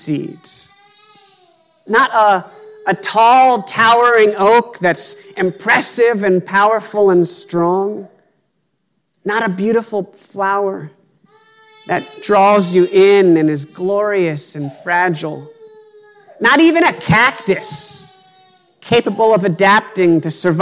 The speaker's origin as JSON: {"language": "English", "region": "Pennsylvania", "country": "United States", "tie": "born or raised there", "said": "Growing up in Pennsylvania, my family owned about 2 acres of land"}